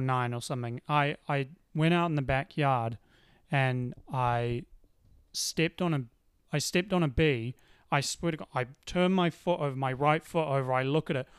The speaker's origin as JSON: {"language": "English", "region": "Auckland", "country": "New Zealand", "tie": "born or raised there", "said": "I was born in Auckland. I've lived in Auckland"}